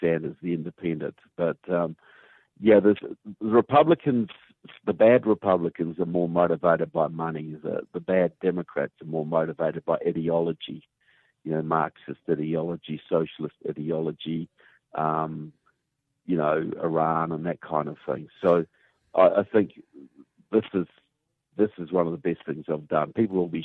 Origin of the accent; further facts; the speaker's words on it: New Zealand; accent: southern; as you can tell by my southern accent, I'm from New Zealand